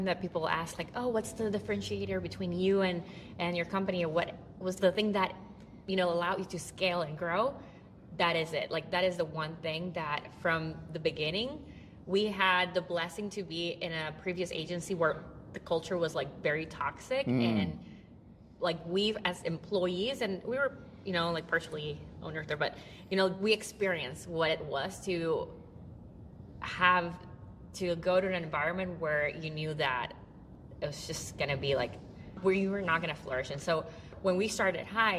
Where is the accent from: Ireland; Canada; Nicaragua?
Nicaragua; We're from Nicaragua